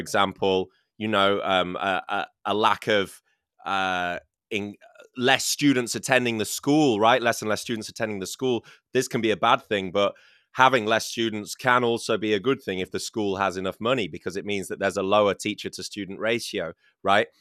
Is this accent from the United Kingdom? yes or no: yes; United Kingdom; born or raised there